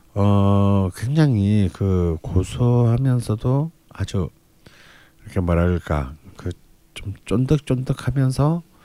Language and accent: Korean; Busan, South Korea; 길거리마다 콩국 장사가 깔리는 부산 출신